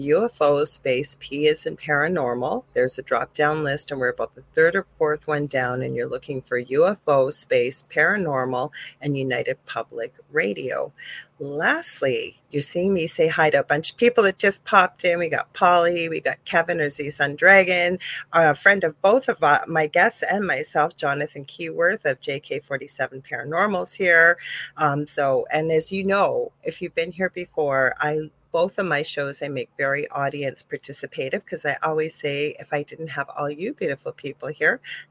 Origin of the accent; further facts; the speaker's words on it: Canada; I am a Canadian spiritual medium